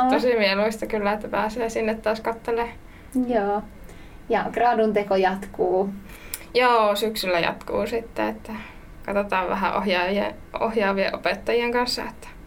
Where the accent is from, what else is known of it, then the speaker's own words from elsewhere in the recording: Savonia, Finland; se on tausta on, että tulen tosiaan Savosta, pieneltä lypsykarjatilalta